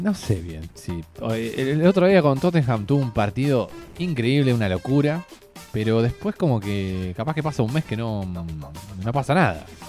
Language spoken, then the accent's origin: Spanish; Argentina; nosotros somos de Argentina